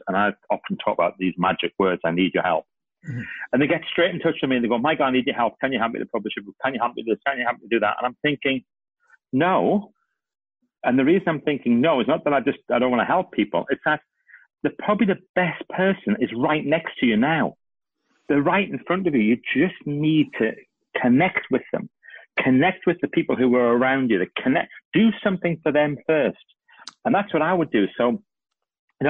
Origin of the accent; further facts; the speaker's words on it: United Kingdom; I'm British